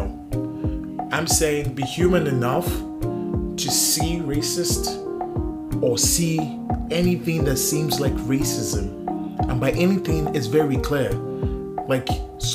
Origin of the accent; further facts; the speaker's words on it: Nigeria; now in Canada; I'm Nigerian also